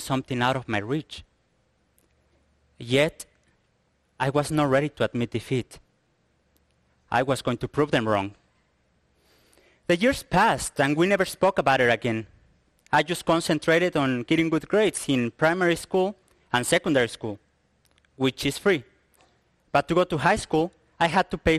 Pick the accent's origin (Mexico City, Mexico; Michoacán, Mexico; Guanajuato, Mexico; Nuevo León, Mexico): Guanajuato, Mexico; Picacho; also born or lived in San Miguel de Allende; I come from Picacho, a small village here in Guanajuato